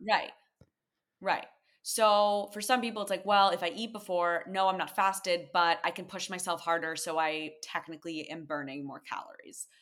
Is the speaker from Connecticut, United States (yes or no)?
yes; Connecticut, United States; moved away as an adult; now in New York, United States; The one I grew up going to in Connecticut